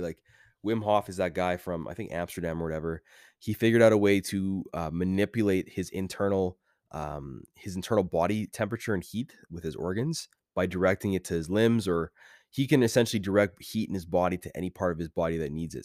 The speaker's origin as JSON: {"language": "English", "country": "Canada", "said": "As a Canadian boy"}